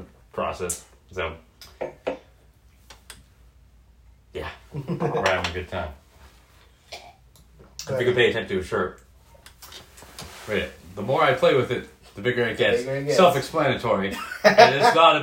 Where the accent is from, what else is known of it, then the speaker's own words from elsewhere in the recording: Portland, Oregon, United States; moving to the Pacific Northwest and growing up in Portland my whole life